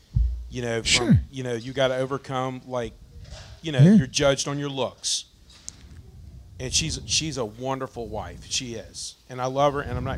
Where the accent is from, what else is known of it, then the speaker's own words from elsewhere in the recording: near New Orleans, Louisiana, United States; where we're from over in, you know, near New Orleans